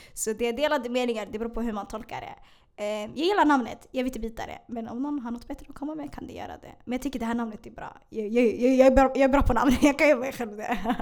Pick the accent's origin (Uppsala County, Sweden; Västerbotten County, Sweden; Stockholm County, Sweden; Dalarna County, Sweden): Stockholm County, Sweden; Stockholm; also born or lived in Hagsätra, Stockholm; Jag är född i Hagsätra, jag är uppvuxen i Bredäng.